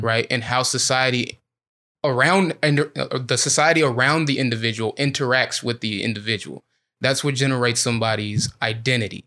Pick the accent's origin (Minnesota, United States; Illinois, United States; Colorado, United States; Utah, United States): Illinois, United States; I'm from Illinois